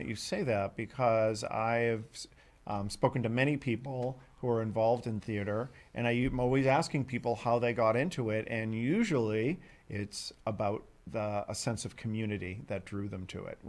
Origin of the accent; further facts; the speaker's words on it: Boston, Massachusetts, United States; because I grew up in Boston